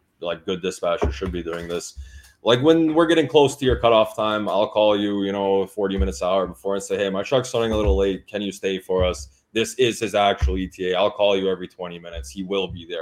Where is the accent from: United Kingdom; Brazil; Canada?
Canada; I'm not American. I'm Canadian.